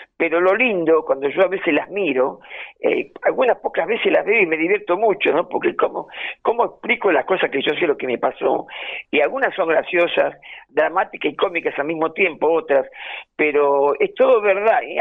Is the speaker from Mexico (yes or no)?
no; Buenos Aires, Argentina; yo me crié en Boedo